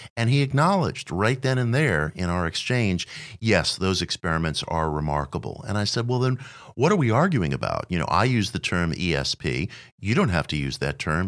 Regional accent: New York City, New York, United States; I was a kid growing up in Queens at age nine

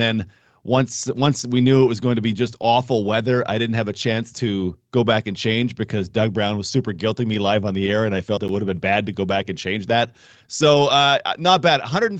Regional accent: near Calgary, Alberta, Canada; moved away; I was a youngster growing up near Calgary

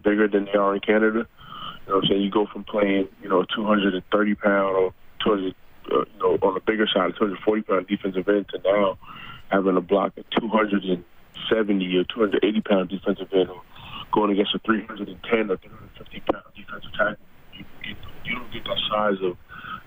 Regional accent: United States; being an American player

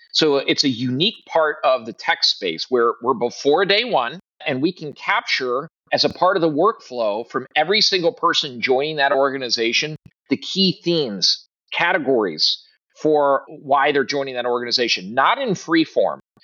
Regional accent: Midwest, United States; also born or lived in Southeast US; now in Southeast, United States; I'm a Midwesterner originally

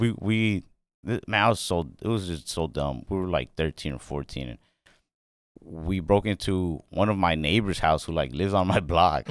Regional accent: Mesquite, Texas, United States; I grew up, um, in Dallas, Texas. Well, actually a suburb of Dallas called Mesquite, Texas.

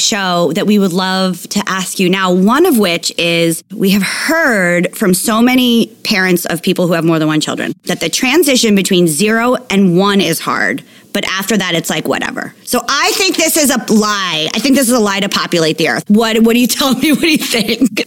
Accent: East Coast, United States; moved away; also born or lived in Los Angeles; I'm just from the East Coast

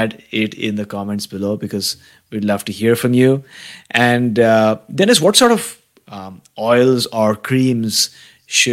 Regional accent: Mumbai, Maharashtra, India; moved away as an adult; now in Vancouver, Canada; I was born and brought up in India, in Mumbai. And I came to Vancouver about close to 6 years back now.

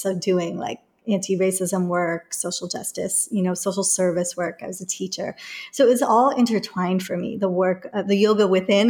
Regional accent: England, United Kingdom; There were firebombings that happened in the neighborhood that I grew up in England.

